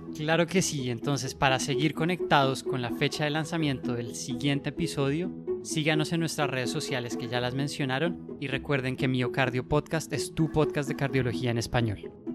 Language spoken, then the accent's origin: Spanish; Bogotá, Colombia; moved away as an adult; also born or lived in Cleveland, United States; now in Boston, United States; soy bogotano, colombiano